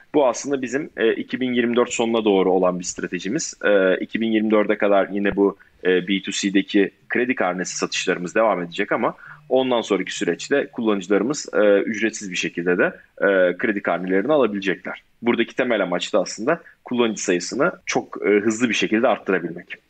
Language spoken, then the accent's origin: Turkish; Ankara, Turkey; moved away as an adult; also born or lived in Istanbul / Chicago; 93 Ankara doğumluyum. E, Ankara Koleji'nde okudum orta ve lise öğrenimimi